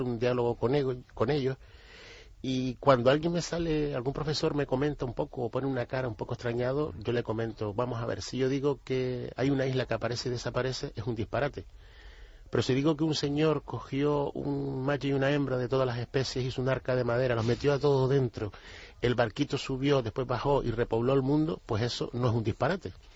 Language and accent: Spanish; Canary Islands, Spain; nosotros, los canarios